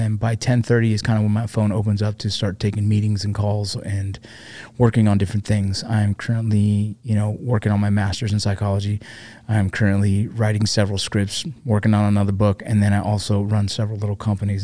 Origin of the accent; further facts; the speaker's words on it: Los Angeles, California, United States; I grew up, I was born eighty-one, so I grew up there